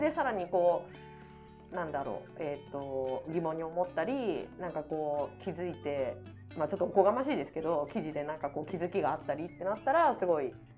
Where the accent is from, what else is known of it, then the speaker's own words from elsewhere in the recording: Niigata, Japan; moved away; 自分の実家のあるあの新潟県